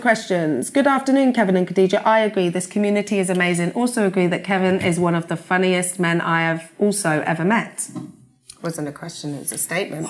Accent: Peterborough, East of England, United Kingdom; also born or lived in Hampton; I'm from Peterborough, born and bred.

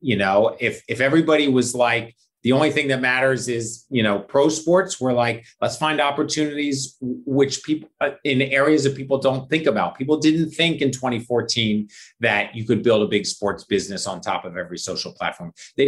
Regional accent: Philadelphia, Pennsylvania, United States; born or raised there

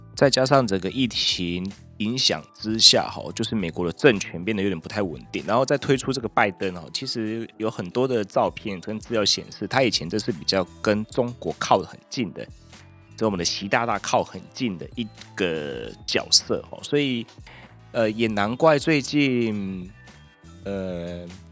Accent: Taiwan; 我们台湾人

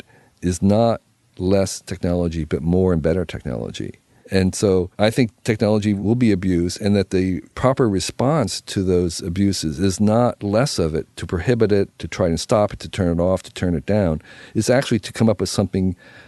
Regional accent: United States

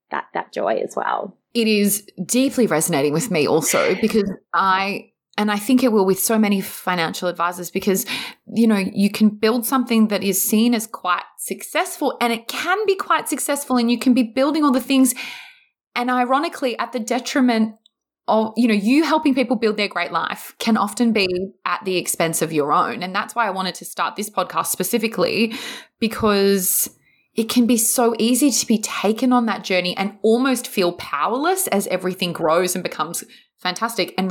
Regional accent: Queensland, Australia; now in Sydney, Australia; I'm a Queenslander mm. originally, so that won't be happening.

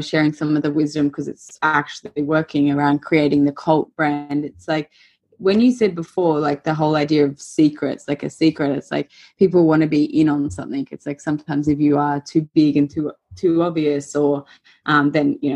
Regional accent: Queensland, Australia; moved away as an adult; now in Melbourne, Australia; I used to live in Queensland, and I remember coming to Melbourne for, you know, weekends or holidays or whatever. And even from a very young age and up until my 20s, it was like, it definitely felt as a Queenslander coming to Melbourne

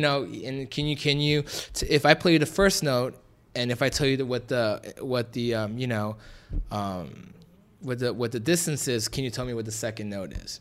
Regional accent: Los Angeles, California, United States; from the valley, uh, was definitely raised there at Granada Hills High School

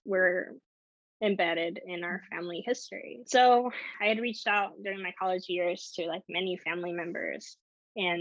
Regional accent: San Diego, California, United States; also born or lived in Nicaragua; having grown up in San Diego

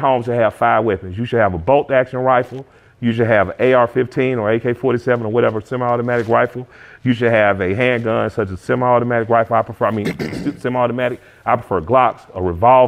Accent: Atlanta, Georgia, United States; I'm from the West Side

